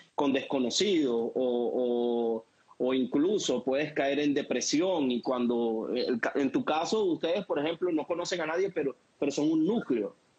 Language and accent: Spanish; Venezuela; como venezolanos